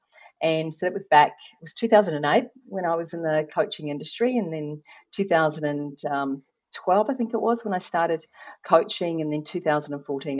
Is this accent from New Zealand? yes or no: yes; New Zealand; I'm not Australian. I am from New Zealand